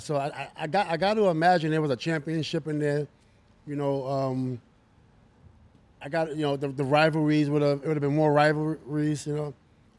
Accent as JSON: {"language": "English", "region": "New York", "country": "United States", "tie": "born or raised there", "said": "But I'm from New York"}